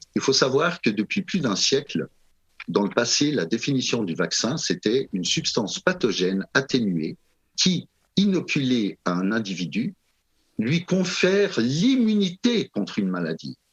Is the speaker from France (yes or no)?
no; Switzerland; chez nous en Suisse